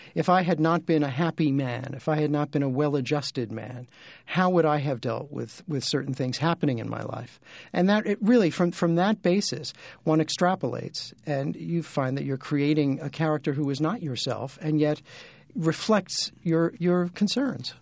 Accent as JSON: {"language": "English", "town": "New York City", "region": "New York", "country": "United States", "tie": "born or raised there", "said": "I grew up in Brooklyn"}